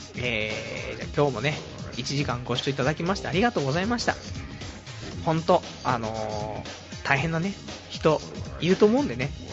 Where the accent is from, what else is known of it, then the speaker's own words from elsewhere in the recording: Saitama, Japan; 埼玉、ね、埼玉生まれ、東京かぶれのね、人間